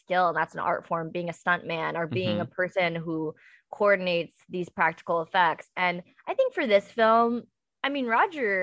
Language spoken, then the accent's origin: English; the Northeast, upstate New York, United States; I'm from the Northeast